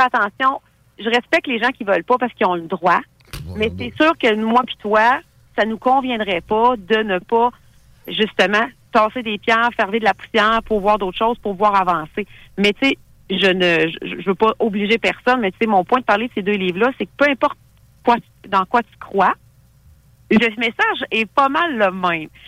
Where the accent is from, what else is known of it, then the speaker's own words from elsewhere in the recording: Thetford Mines, Quebec, Canada; Moi, je suis originaire de Thetford Mines